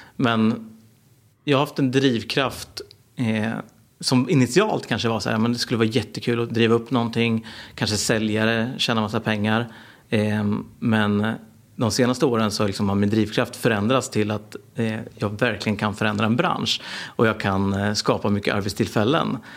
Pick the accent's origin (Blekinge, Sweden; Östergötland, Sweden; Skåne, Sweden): Östergötland, Sweden; Norrköping; jag är en entreprenör från Norrköping.